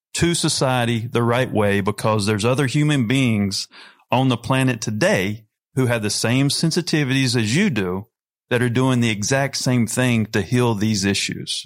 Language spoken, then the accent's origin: English; North Carolina, United States; I'm a redneck from North Carolina